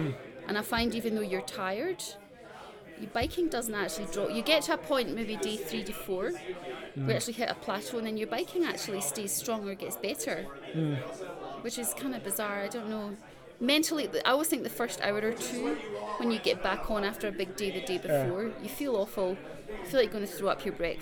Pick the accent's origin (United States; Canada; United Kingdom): United Kingdom; Edinburgh, Scotland; moved away as an adult; now in Christchurch, New Zealand; I'm from Edinburgh originally